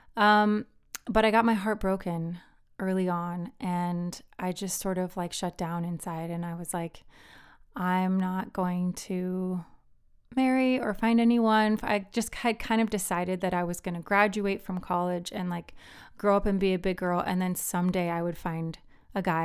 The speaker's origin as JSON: {"language": "English", "country": "Philippines", "tie": "born or raised there", "moved": "yes", "lives_now": "United States", "said": "I grew up in the Philippines"}